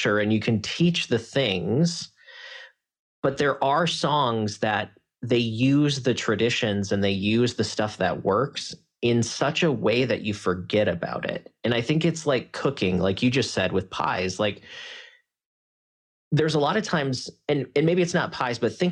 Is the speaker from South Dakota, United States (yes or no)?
yes; South Dakota, United States; I grew up in South Dakota